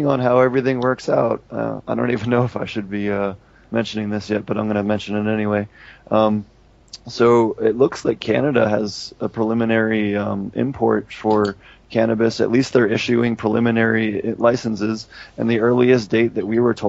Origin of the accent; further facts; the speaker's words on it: United States; I grew up in Philadelphia, New York